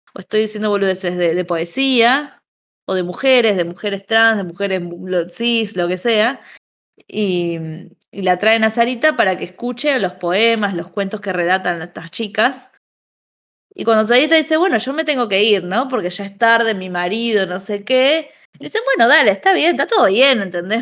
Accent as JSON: {"language": "Spanish", "region": "Buenos Aires", "country": "Argentina", "said": "como porteña"}